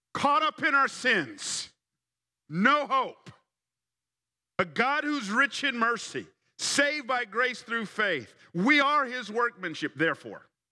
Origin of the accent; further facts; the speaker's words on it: Atlanta, Georgia, United States; also born or lived in College Park, Georgia / Fairburn, Georgia; I grew up in Atlanta. I, I grew up on the South Side. Uh, we started off in College Park.